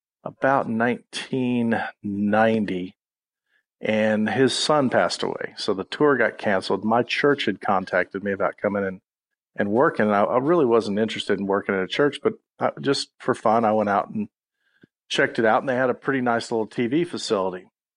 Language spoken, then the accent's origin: English; San Antonio, Texas, United States; they found out I was from San Antonio